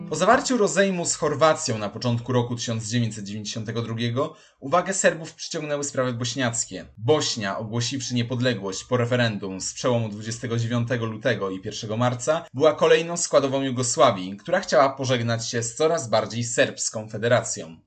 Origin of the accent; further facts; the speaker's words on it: Poland; dla nas Polaków